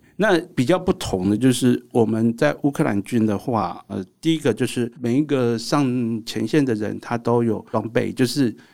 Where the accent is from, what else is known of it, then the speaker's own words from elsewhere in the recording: Taiwan; 我们台湾人要对自己有信心